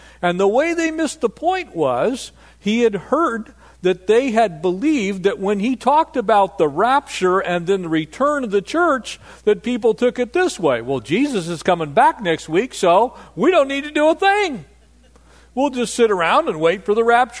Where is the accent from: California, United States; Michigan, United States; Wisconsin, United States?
California, United States; Poway; I grew up in North San Diego County, a little town called Poway